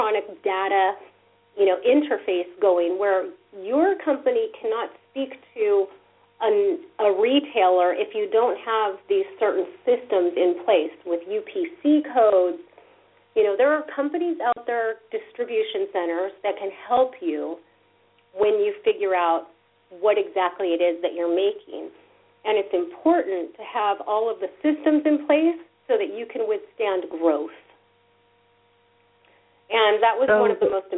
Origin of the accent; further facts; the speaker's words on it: Orange County, Southern California, United States; also born or lived in New York City; growing up in Southern California here in Orange County, we don't walk anywhere